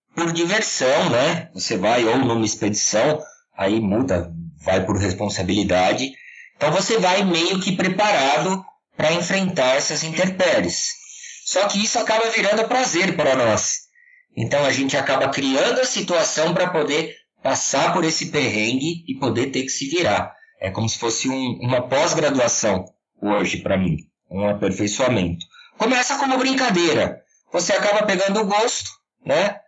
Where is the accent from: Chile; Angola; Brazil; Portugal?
Brazil; Serra da Cantareira, São Paulo; eu sou aqui da Serra da Cantareira, em São Paulo. Nasci, cresci e, e espero morrer no meio do mato